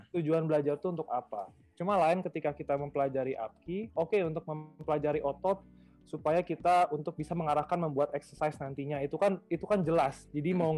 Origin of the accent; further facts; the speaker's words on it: Bengkulu, Indonesia; moved away; daerah kelahiran saya, itu di daerah Bengkulu